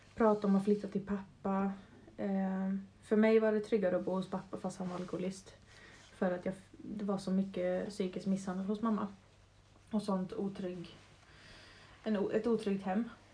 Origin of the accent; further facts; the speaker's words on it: Brändö, Åland, Åland Islands; also born or lived in Mariehamn; längst bort på Åland på Brändö som är en ö med 400 människor. Så jag, växer, jag växte upp verkligen i skärgård